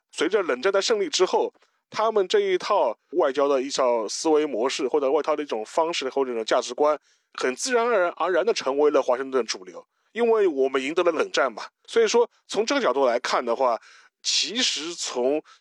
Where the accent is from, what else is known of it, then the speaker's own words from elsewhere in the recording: China; 我们中国人